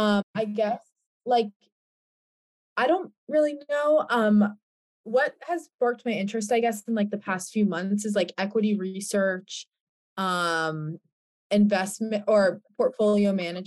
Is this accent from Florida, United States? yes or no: no; New Jersey, United States; now in Connecticut, United States; I'm from New Jersey, but I currently live in Connecticut.